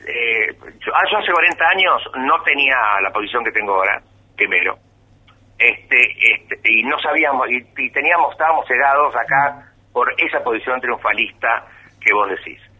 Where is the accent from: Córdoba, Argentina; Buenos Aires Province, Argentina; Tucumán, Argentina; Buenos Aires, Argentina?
Córdoba, Argentina; soy bien cordobés